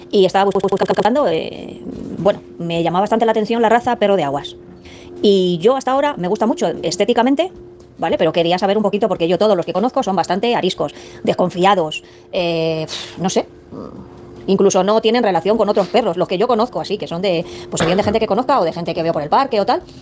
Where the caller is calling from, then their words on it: Madrid, Community of Madrid, Spain; de Madrid.